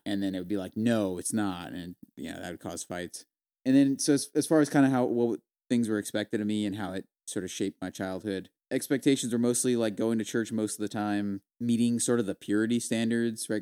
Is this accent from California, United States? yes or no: yes; Visalia, California, United States; moved away as an adult; also born or lived in San Luis Obispo, California; now in South Carolina, United States; we're originally from Visalia, California. Uh, we now live in, uh, South Carolina